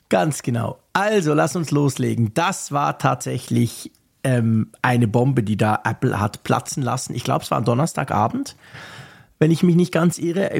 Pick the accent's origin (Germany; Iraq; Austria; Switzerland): Switzerland; mich als Schweizer